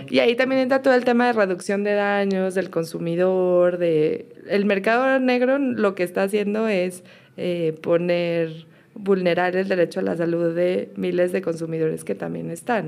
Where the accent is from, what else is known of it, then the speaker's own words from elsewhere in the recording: Mexico; now in Colombia; Yo todavía soy mexicana